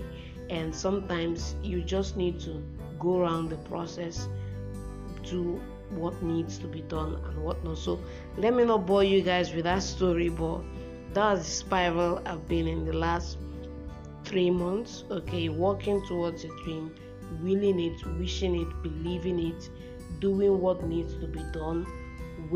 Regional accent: Nigeria; I'm based in Nigeria for now. I'm a Nigerian

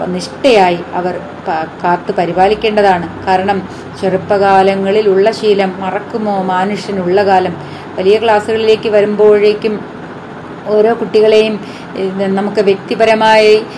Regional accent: Kerala, India; first language Malayalam; നാം ജനിച്ചു വളർന്നത് എവിടെയാണ് കേരളത്തിലാണ്

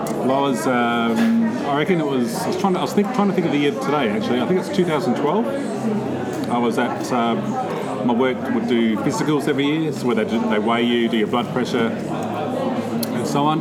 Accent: Adelaide, South Australia, Australia; I grew up around Shepherd's Hill

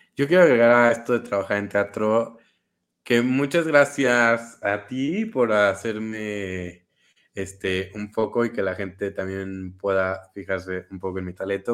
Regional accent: Querétaro, Mexico; soy de Querétaro

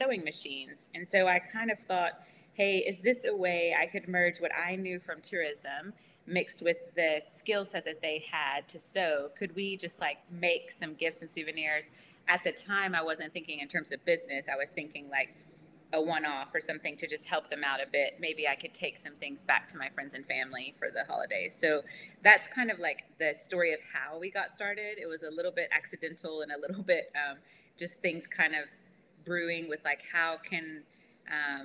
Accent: United States; moved away as an adult; now in Malaysia; as an American

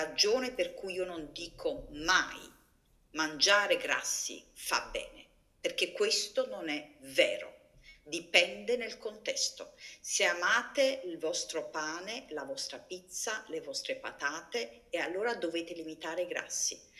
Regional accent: Naples, Campania, Italy; moved away as an adult; sono italiana, quindi ho mangiato una dieta low fat, eh, probabilmente a basso contenuto di grassi e alti contenuti di carboidrati fino all'età di 25 anni, eh, quando ero in Italia, sono nata a Napoli

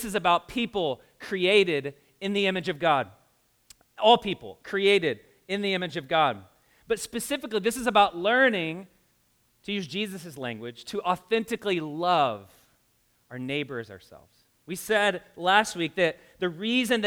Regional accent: the South, United States; now in Indianapolis, United States; I grew up in the South

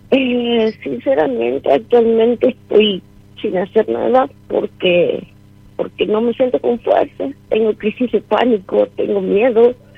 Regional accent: San Miguel de Tucumán, Tucumán, Argentina; De San Miguel de Tucumán.

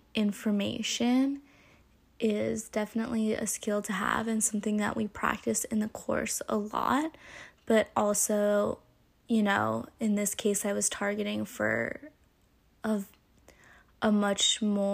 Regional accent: California, United States; growing up in California and like being young in California

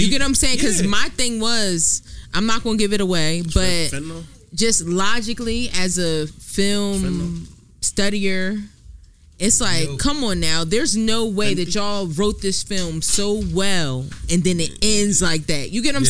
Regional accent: Willingboro, New Jersey, United States; So if I chime in, I'm from Willimboro.

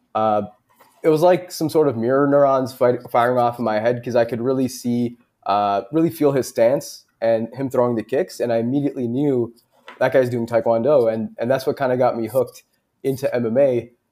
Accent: Canada; us being Canadian

